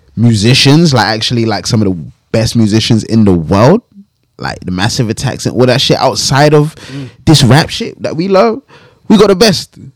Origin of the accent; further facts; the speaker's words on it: London, United Kingdom; I grew up in I grew up in West, like Grove's down the road